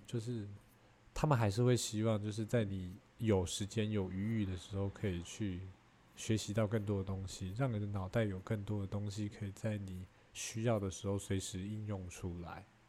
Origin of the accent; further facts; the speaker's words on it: Taiwan; 我们台湾人其实普遍会有这个想法